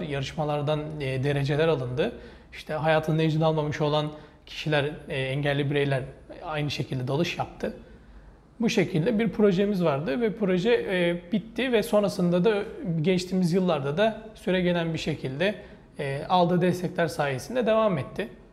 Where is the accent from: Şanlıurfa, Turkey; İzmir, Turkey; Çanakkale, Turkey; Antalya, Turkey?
Çanakkale, Turkey; also born or lived in Bursa; Çanakkale'liyim. 18 Mart 1991 doğumluyum